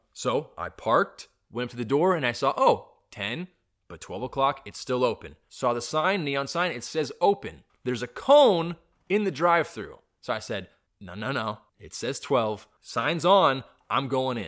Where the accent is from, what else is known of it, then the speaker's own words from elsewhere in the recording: California, United States; I'm a Californian